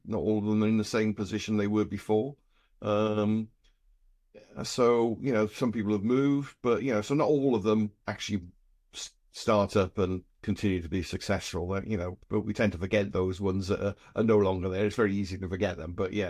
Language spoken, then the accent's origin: English; Wales, United Kingdom; We're from South Wales, and we went home one weekend, having worked in London.